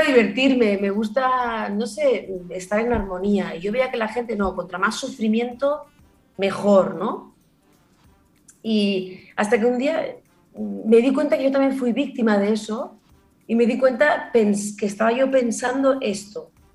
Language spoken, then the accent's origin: Spanish; Barcelona, Catalonia, Spain; also born or lived in Granada; yo vivo en Barcelona desde que tenía 6 años, pero nací en Granada